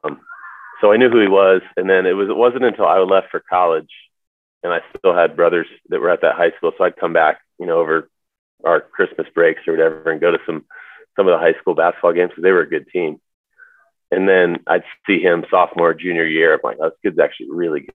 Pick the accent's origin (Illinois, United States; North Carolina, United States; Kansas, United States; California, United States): North Carolina, United States; Charlotte; I grew up in Charlotte